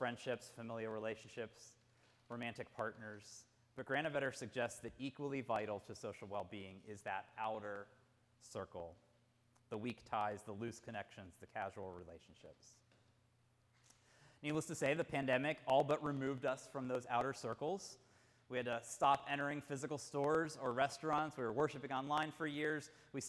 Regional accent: Pittsburgh, Pennsylvania, United States; I was essentially growing up in Mr. Rogers' neighborhood in the Pittsburgh area.

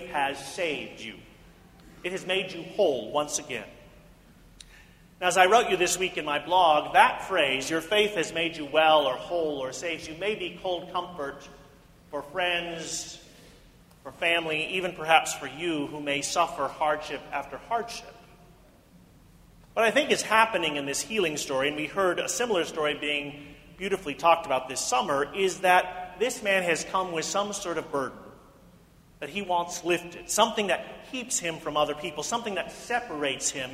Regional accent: Independence, Missouri, United States; In the church growing up in Independence, Missouri

